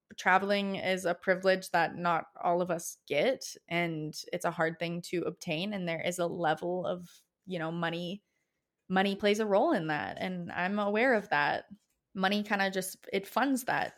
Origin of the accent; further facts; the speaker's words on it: Alberta, Canada; I'm from Alberta, I'm Alberta raised